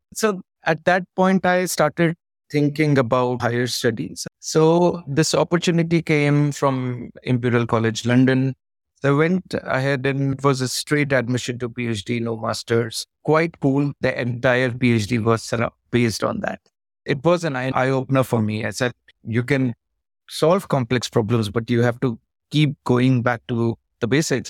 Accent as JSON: {"language": "English", "town": "Pauri", "region": "Uttarakhand", "country": "India", "tie": "born or raised there", "said": "I was born in the mountains. I'm from Uttarakhand. It was a town called Pori Garhwal."}